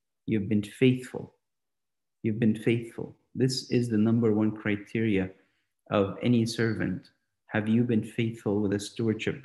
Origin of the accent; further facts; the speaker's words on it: St. Catharines, Ontario, Canada; growing up in St. Catharines, Canada, St. Catharines, Ontario, Canada